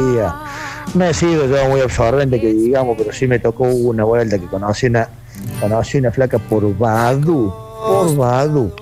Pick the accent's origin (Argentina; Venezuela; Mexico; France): Argentina; Bell Ville, Córdoba; Yo soy de Belville